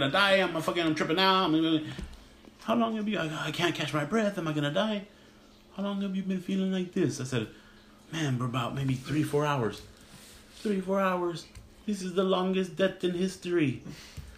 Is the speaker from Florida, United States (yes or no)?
no; Los Angeles, California, United States; I grew up in Mid-City, which is literally, let's say, between downtown and Venice Beach